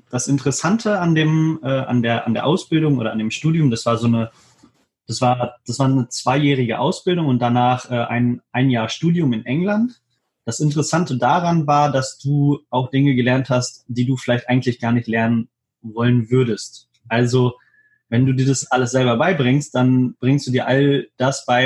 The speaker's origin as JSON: {"language": "German", "town": "Hannover", "region": "Lower Saxony", "country": "Germany", "said": "ich bin 25 Jahre alt, ich komme aus Hannover"}